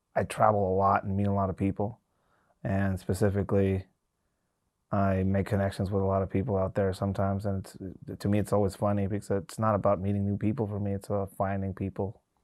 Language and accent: English; Tijuana, Baja California, Mexico; now in United States; Tijuana one of the focal points of some of these migrant caravans uh, uh, uh, is my hometown